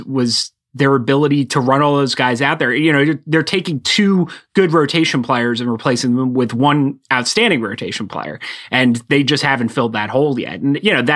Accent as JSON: {"language": "English", "region": "New Jersey", "country": "United States", "said": "I'm not from Philadelphia. I'm from the suburbs. Yeah, we're a little more laid back in South Jersey."}